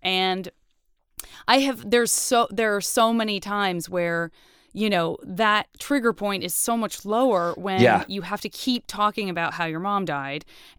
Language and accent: English; Arizona, United States; A lot of people think I'm from the Midwest or I'm Canadian. I'm from Arizona.